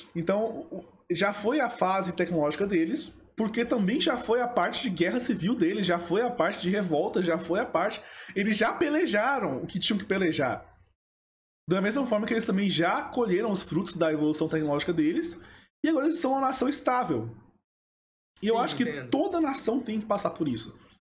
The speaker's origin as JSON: {"language": "Portuguese", "country": "Brazil", "said": "Eu sou brasileiro"}